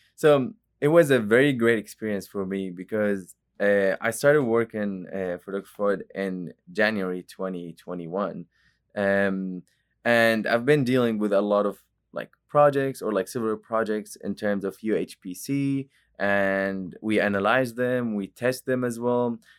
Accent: Jordan; moved away as an adult; now in Oklahoma, United States; I'm not from Oklahoma, actually. I'm, I'm from Jordan, and it's a country in the Middle East

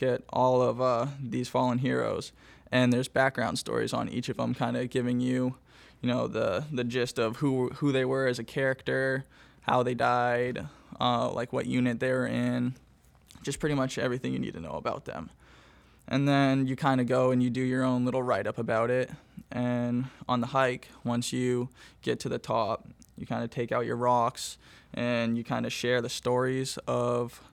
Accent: Gorham, Maine, United States; I'm from Gorham, Maine, born and raised

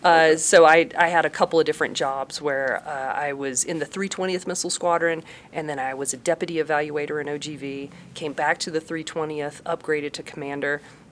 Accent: Georgia, United States; moved away; also born or lived in New Hampshire / New Jersey; I grew up in Georgia.

